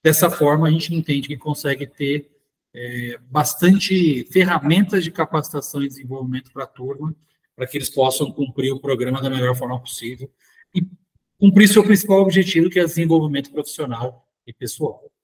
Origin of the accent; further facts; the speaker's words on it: São José do Rio Preto, São Paulo, Brazil; eu sou nascido aqui em São José do Rio Preto, morei muito tempo em São Paulo